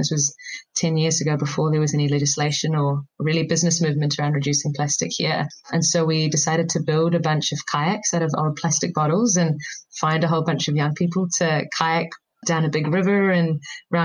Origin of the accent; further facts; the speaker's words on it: New Zealand; as an Indian growing up in New Zealand, I used to often visit every couple of years my grandparents back in India.